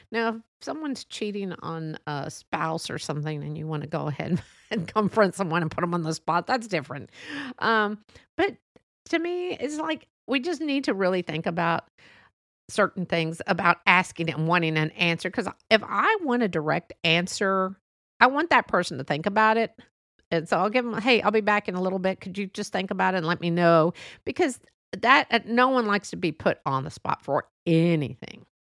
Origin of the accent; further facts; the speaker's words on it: United States; I love being an American, a Mexican American